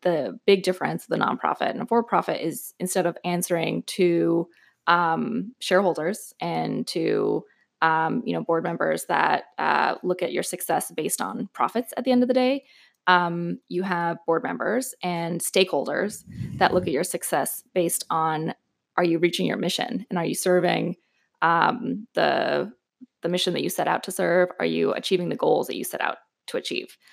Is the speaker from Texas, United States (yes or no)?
yes; El Paso, Texas, United States; moved away as an adult; also born or lived in New York / Austin / Washington, D.C.; I am, um, originally from the border, from El Paso, so native Texan